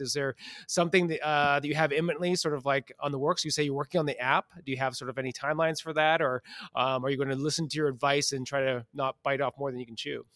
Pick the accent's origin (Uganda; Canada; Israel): Canada; Western Canada; I'm a Western Canadian